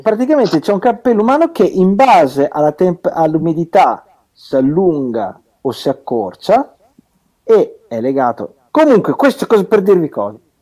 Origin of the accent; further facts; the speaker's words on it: Alfonsine, Emilia-Romagna, Italy; sono di Alfonsine